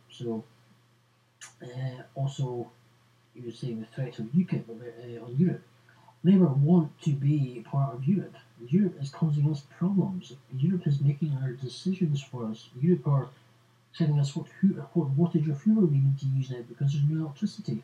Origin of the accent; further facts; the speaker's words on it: Scotland, United Kingdom; Are we willing to stick together as Scottish